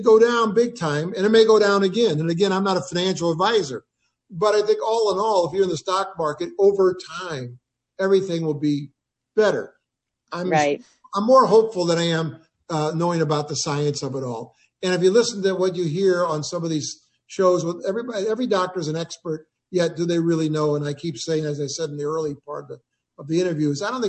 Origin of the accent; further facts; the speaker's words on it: East St. Louis, Illinois, United States; also born or lived in University City, Missouri; I grew up basically in East St. Louis working at my grandpa's store on Pickett Avenue